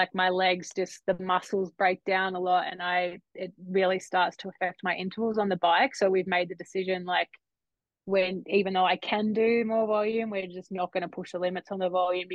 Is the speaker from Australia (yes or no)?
yes; Australia; being an Aussie kid.